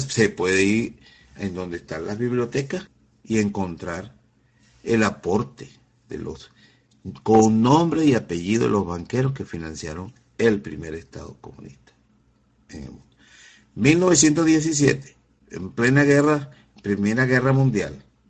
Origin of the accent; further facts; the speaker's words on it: Venezuela; como venezolano